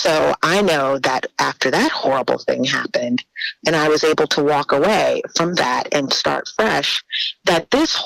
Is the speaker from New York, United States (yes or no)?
no; New Orleans, Louisiana, United States; moved away as an adult; was born and raised in New Orleans.